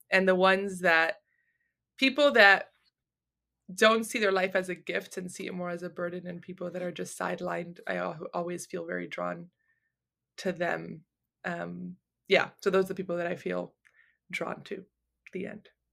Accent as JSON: {"language": "English", "town": "Miami", "region": "Florida", "country": "United States", "tie": "born or raised there", "said": "I was born and raised in Miami"}